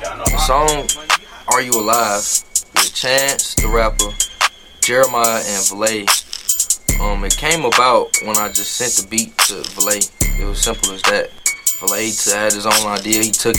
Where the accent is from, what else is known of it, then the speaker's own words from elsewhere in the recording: St. Louis, Missouri, United States; I'm 21 years old. I'm from St. Louis, Missouri.